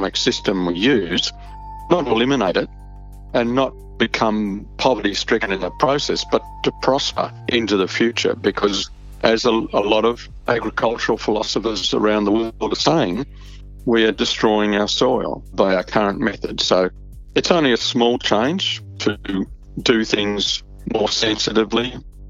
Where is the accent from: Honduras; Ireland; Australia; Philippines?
Australia; as an Australian